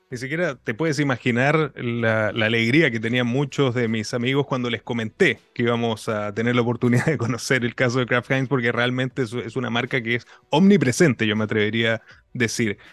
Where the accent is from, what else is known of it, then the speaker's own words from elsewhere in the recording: Chile; como latinoamericano, como chileno